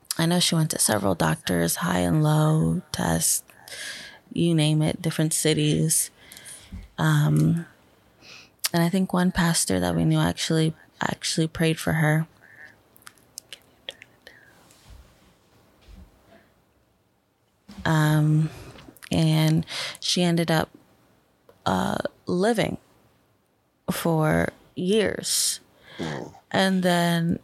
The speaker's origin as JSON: {"language": "English", "town": "Bethlehem", "region": "Pennsylvania", "country": "United States", "tie": "born or raised there", "said": "I was born in Bethlehem, Pennsylvania"}